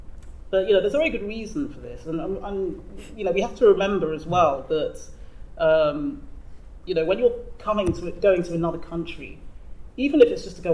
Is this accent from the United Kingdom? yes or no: yes; England, United Kingdom; also born or lived in Nigeria; And even I was born in Nigeria. I came over to England when I was a baby.